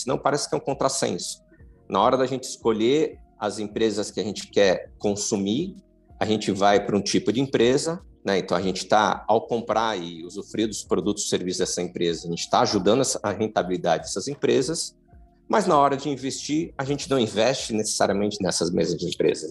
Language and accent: Portuguese; Santos, São Paulo, Brazil; moved away as an adult; now in São Paulo, Brazil; Não sou de São Paulo, sou de Santos. Vim para cá fazer faculdade e fiquei.